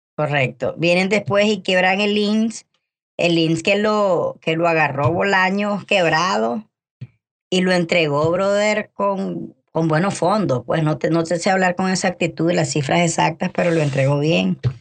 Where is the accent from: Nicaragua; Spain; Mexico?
Nicaragua; los nicaragüenses así somos, locos los nicaragüenses somos